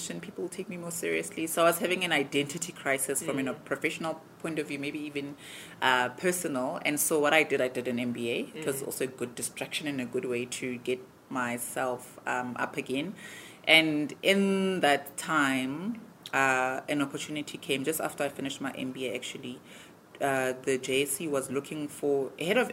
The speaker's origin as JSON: {"language": "English", "country": "South Africa", "said": "As a South African"}